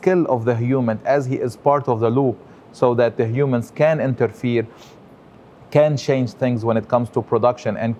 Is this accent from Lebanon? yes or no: yes; Lebanon; also born or lived in France; now in United States; I am born and raised in Lebanon, which is a country in the Middle East